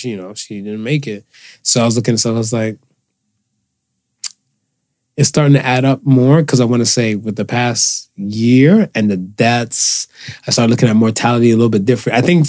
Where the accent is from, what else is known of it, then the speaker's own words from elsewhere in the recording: Cleveland, Ohio, United States; I'm a man from Cleveland, so bone till I die.